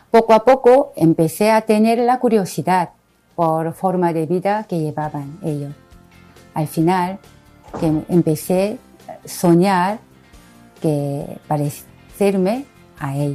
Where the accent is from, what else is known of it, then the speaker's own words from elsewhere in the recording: South Korea; soy coreana, soy franciscana misionera de María.